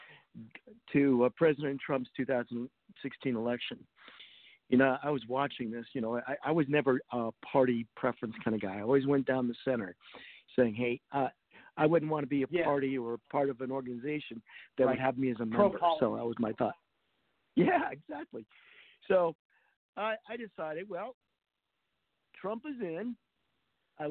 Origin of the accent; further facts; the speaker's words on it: Rhode Island, United States; moved away as an adult; now in California, United States; where I grew up, in Rhode Island